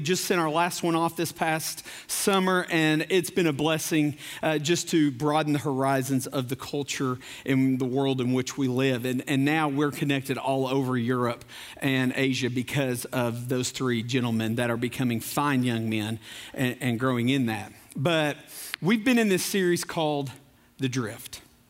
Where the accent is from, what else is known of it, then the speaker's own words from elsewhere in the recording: Corbin, Kentucky, United States; also born or lived in Knoxville, United States; I was born in Knoxville. I was raised in Corbin because my dad was in the coal business. And I've lived as far east as Paintsville, as far west as Wycliffe, as far north as Louisville, and just about every city in between that.